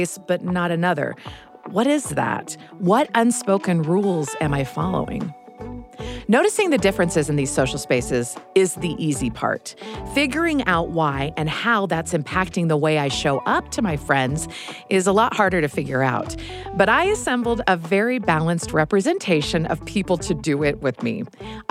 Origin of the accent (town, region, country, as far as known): United States; moved away as an adult; also born or lived in England